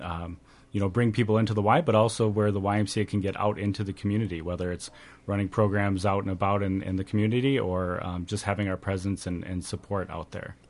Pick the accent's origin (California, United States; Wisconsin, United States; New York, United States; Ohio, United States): Wisconsin, United States; Janesville; moved away as an adult; now in Northfield, United States; I grew up in Janesville, Wisconsin, which is right down near uh, Madison